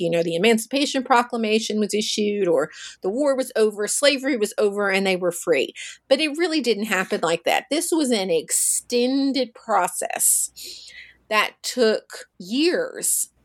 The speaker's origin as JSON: {"language": "English", "town": "Russellville", "region": "Kentucky", "country": "United States", "tie": "born or raised there", "said": "I'm from Kentucky. I'm from a small town called Russellville"}